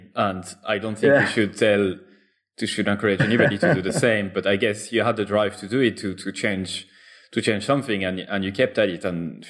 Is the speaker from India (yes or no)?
no; Clermont-Ferrand, Auvergne-Rhône-Alpes, France; my hometown called Clermont, you know, Clermont-Ferrand in France.